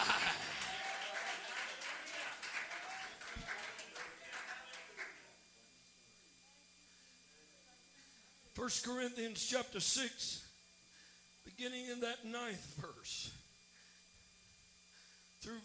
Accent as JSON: {"language": "English", "region": "Missouri", "country": "United States", "said": "this 5'8\" Missouri boy. I'm from the Show Me State."}